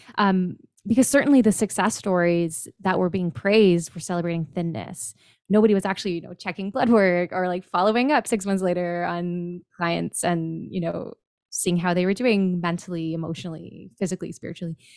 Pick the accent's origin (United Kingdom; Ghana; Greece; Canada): Canada; Kitchener, Ontario; I'm from Kitchener, Ontario, Canada, north of you